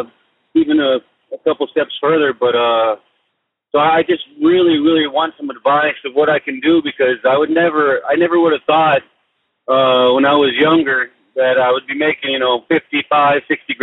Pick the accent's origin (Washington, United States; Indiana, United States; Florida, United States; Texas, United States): Texas, United States; El Paso; I'm from El Paso, Texas